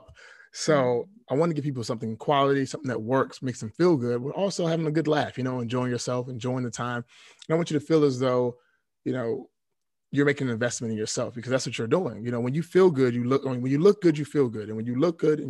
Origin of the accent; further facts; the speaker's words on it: Washington, District of Columbia, United States; I was born and raised in D.C., Southeast D.C.